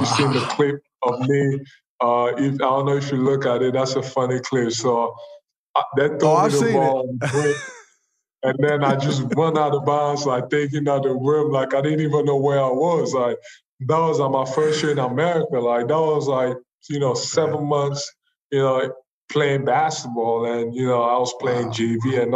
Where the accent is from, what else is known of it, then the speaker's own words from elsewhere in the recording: Cameroon; now in United States; I'm not from here, I'm from Cameroon